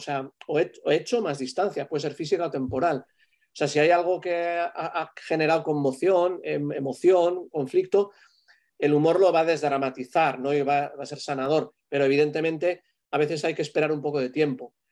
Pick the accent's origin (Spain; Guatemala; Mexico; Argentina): Spain; el último hice el ADN, de, un poco de cómo somos los españoles.